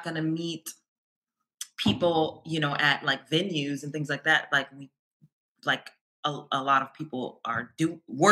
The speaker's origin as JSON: {"language": "English", "town": "Columbus", "region": "Ohio", "country": "United States", "tie": "born or raised there", "also_born_or_lived": "Milwaukee, Wisconsin", "moved": "as an adult", "lives_now": "Los Angeles, United States", "said": "I moved there for college. I went to MSOE. But before that, I was born and raised in Ohio, in Columbus."}